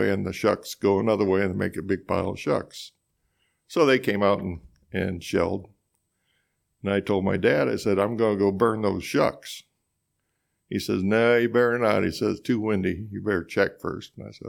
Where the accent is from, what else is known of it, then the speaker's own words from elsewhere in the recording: Couch, Missouri, United States; Well, I grew up on a dairy farm southeast of town, and my dad milked cows there